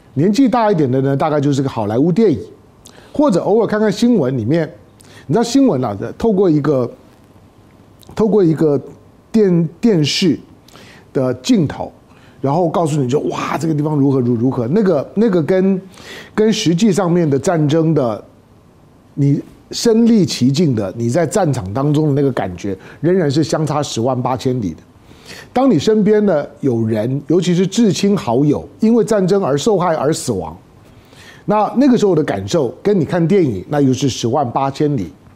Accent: Taiwan; 我在台湾土生土长的

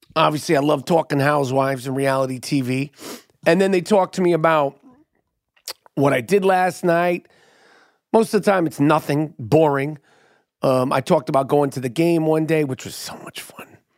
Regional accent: New York City, New York, United States; I'm born and raised in New York City

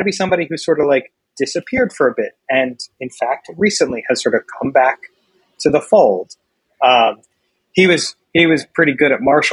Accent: Philadelphia, Pennsylvania, United States; I'm from Philly.

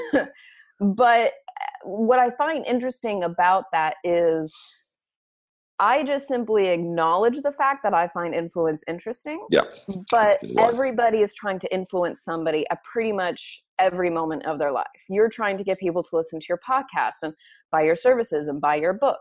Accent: Oklahoma, United States; now in Los Angeles, United States; I'm an Oklahoma girl. I'm an Okie

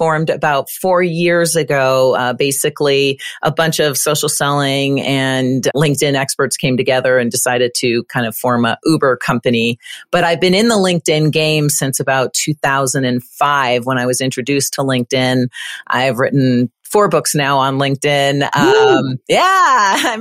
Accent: Windsor, Ontario, Canada; moved away as an adult; also born or lived in Kitchener-Waterloo, Canada / British Columbia, Canada / Florida, United States; now in Colorado, United States; I'm Canadian. I was born in Canada and actually lived in Windsor for a very long time.

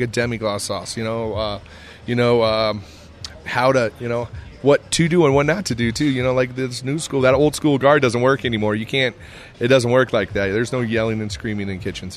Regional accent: Iowa, United States; also born or lived in Scottsdale, Arizona; now in Colorado, United States; I'm a kid from Iowa.

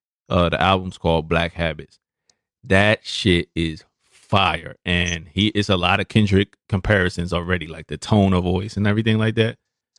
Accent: Brooklyn, New York, United States; He's a artist, up and coming artist that was from Brooklyn, so you know, my hometown.

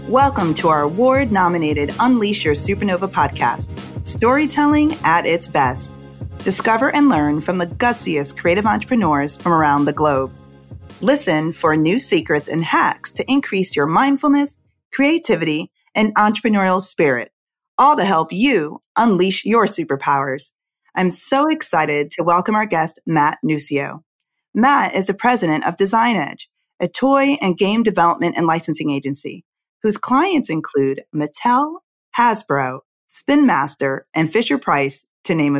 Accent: Jamaica; moved away; I was born in Jamaica

